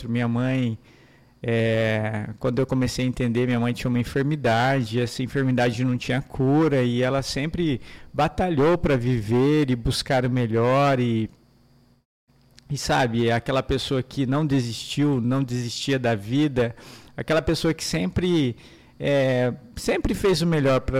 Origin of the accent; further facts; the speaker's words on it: Maringá, Paraná, Brazil; Eu sou de Maringá, nasci em Maringá, Paraná, uma cidade linda, uma cidade maravilhosa, onde pude crescer ali, nascer ali